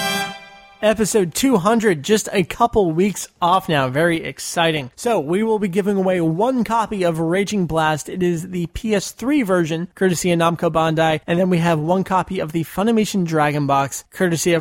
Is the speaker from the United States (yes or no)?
yes; United States; We're American